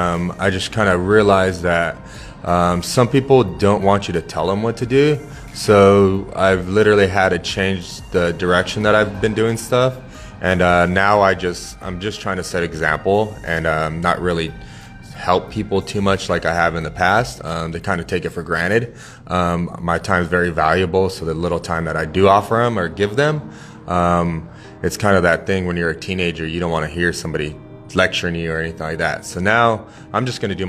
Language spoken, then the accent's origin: English; Riverside, California, United States; I'm born and raised in Riverside